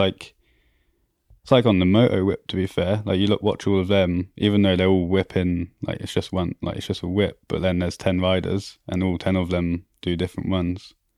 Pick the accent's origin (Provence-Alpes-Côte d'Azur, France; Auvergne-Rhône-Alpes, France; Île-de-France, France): Auvergne-Rhône-Alpes, France; born or raised there; also born or lived in Croydon, London, United Kingdom